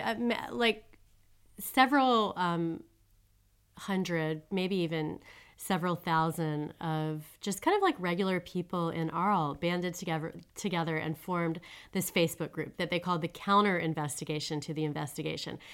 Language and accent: English; United States; moved away as an adult; also born or lived in Switzerland; now in Paris, France; I'm an American citizen, and I'm a French citizen now, too